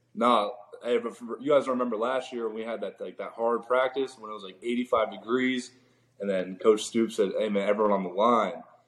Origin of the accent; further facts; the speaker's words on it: Orlando, Florida, United States; Orlando, my hometown